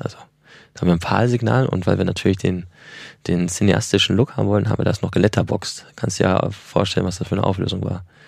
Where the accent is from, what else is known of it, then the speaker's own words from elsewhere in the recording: Ruhr area, North Rhine-Westphalia, Germany; moved away; also born or lived in Ilmenau; ich komme aus dem Ruhrgebiet